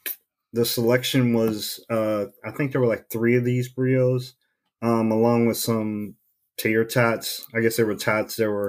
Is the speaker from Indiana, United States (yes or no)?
yes; Gary, Indiana, United States; my hometown of GI.